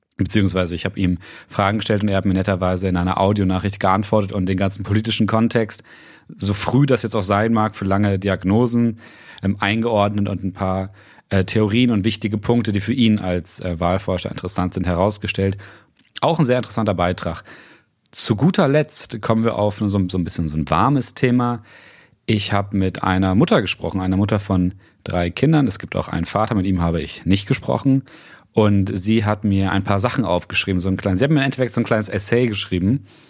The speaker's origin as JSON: {"language": "German", "town": "Weyhe", "region": "Lower Saxony", "country": "Germany", "tie": "born or raised there", "moved": "yes", "lives_now": "Brandenburg, Germany", "said": "der Gemeinde Weihe, das ist meine Heimatgemeinde"}